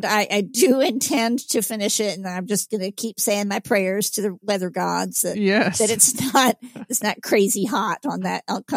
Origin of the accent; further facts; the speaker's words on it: Georgia, United States; I am born and raised in Georgia, and I'm also of Northern European stock that heats easily, overheats easily.